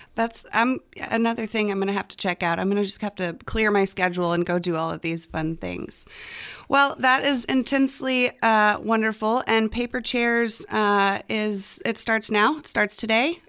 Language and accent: English; near Plano, Texas, United States; now in Austin, United States; Plano, Texas, which is not far from my hometown